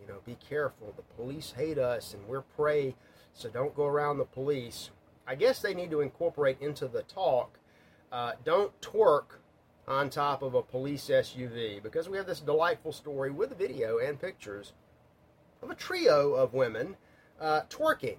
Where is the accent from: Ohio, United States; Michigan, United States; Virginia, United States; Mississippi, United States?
Mississippi, United States; I grew up in Mississippi